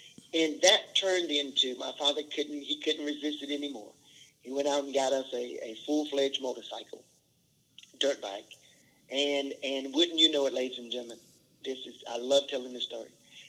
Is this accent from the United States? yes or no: yes; the South, United States; Again, we grew up in the South, and there were flies and mosquitoes